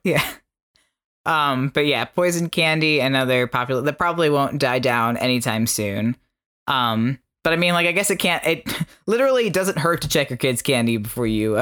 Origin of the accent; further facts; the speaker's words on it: Florida, United States; now in New York, United States; growing up in Florida